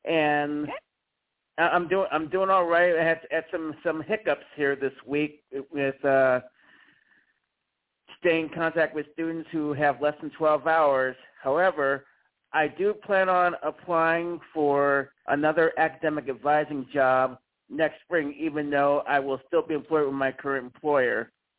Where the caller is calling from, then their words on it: Mississippi, United States; from Mississippi.